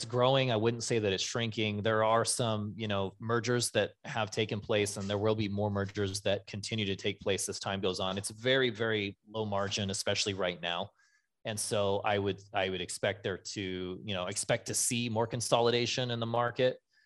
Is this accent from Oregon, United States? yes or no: yes; Nyssa, Oregon, United States; I'm from Nyssa, Oregon